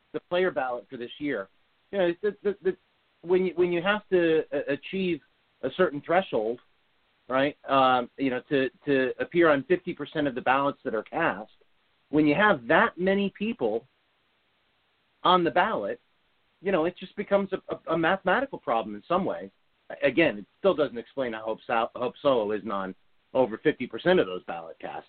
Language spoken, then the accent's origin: English; United States; as an American growing up playing in the game